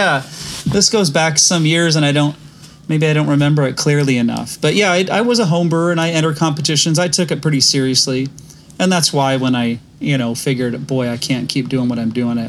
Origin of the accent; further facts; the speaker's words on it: Northern California, United States; moved away as an adult; also born or lived in Sacramento / Kansas City; I grew up in a very small town in a very sparsely populated county in Northern California in between Sacramento and Lake Tahoe.